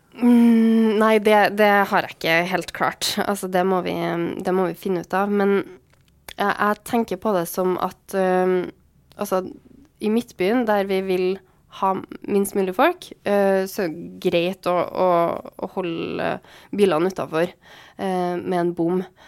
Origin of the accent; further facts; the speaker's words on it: Trondheim, Trøndelag, Norway; also born or lived in Svartlamoen / Byåsen; jeg er oppvokst på Tiller